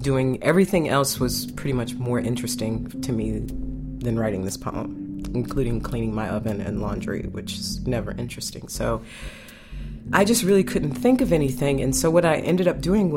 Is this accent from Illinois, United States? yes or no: yes; Evanston, Illinois, United States; I was born and raised in Evanston